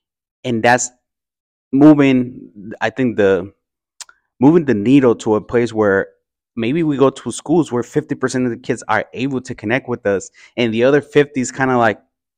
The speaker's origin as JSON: {"language": "English", "town": "Oakland", "region": "California", "country": "United States", "tie": "born or raised there", "said": "growing up in the Fruitvale. And walking around International Boulevard and seeing how many people actually look like me"}